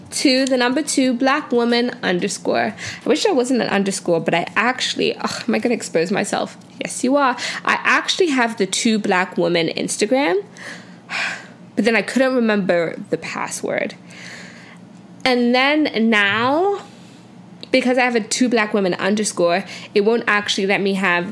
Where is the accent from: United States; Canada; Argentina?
Canada; also born or lived in United Kingdom / Nigeria; I grew up most of my life in Canada, 10 and on, eh? But, like, in my hearts of hearts, I'm a Brit. In my hearts of heart, I'm a Brit. And in my soul of soul, I'm a Nigerian woman